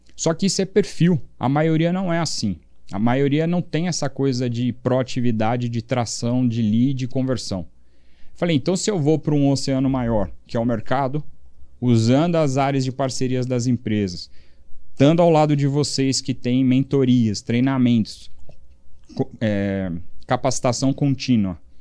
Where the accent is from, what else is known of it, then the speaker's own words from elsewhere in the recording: São Paulo, Brazil; also born or lived in Europe; foi onde eu cresci